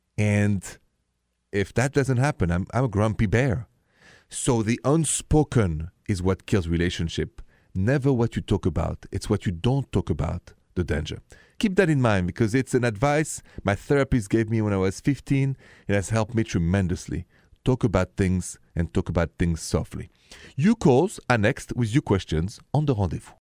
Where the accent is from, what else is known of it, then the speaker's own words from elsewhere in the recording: France; accent: French; My accent is French.